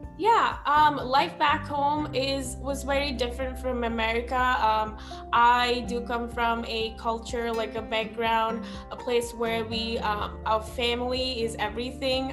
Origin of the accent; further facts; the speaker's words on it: Sri Lanka; English is a second language; moved away as an adult; now in United States; I'm from Sri Lanka